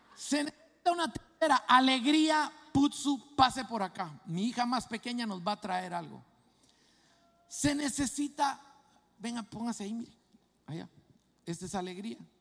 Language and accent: Spanish; Guatemala; moved away; eso me pasaba a mí en mi país, en Guatemala